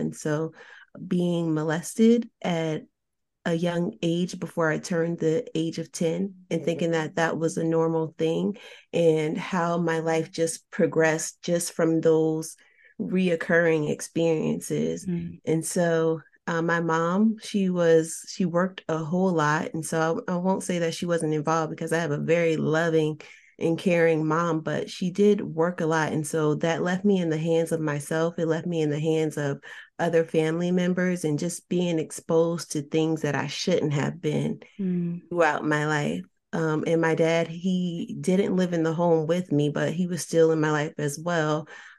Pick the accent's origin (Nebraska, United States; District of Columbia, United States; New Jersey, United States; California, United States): New Jersey, United States; I was born and raised in New Jersey and grew up in different environments.